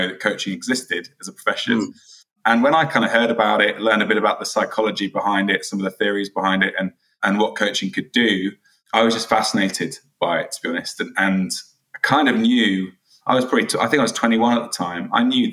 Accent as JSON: {"language": "English", "town": "Oxford", "region": "South East England", "country": "United Kingdom", "also_born_or_lived": "South London", "moved": "yes", "lives_now": "London, United Kingdom", "said": "I'm originally from Oxford, now a South Londoner"}